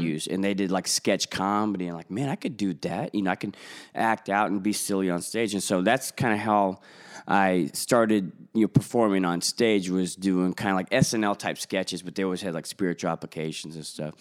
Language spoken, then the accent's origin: English; Springfield, Missouri, United States; I'm actually from Springfield, Missouri, so it's pretty much the heartland of the United States of America.